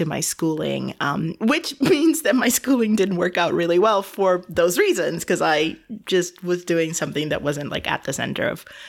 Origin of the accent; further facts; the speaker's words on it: Evanston, Illinois, United States; born there; now in Chicago, United States; So I was born in Evanston, Illinois, which is a very random place for me to have been born because I now live in Chicago